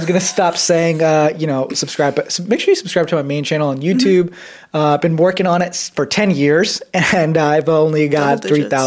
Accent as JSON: {"language": "English", "country": "India", "said": "I'm Indian"}